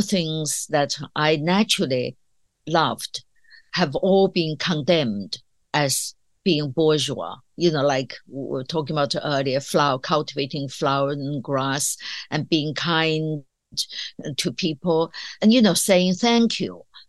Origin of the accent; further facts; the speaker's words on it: China; moved away as an adult; now in United Kingdom; I grew up in China that was completely isolated from the outside world.